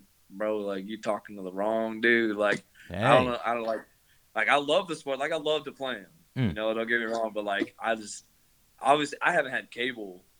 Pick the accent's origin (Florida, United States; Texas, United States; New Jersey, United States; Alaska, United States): Texas, United States; I'm from Texas